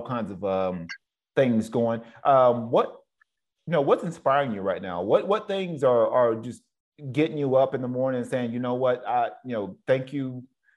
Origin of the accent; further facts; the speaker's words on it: the South, United States; now in West Coast, United States; I'm from the South, so we're raised up a little bit different than men out here on the West Coast